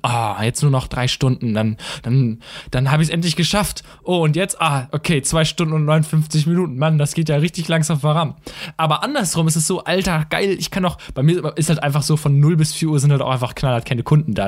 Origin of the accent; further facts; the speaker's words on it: Münster, North Rhine-Westphalia, Germany; ich komme aus Münster